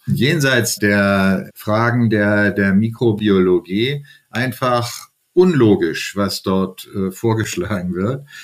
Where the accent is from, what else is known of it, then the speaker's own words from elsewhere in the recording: Germany; hier bei uns in Deutschland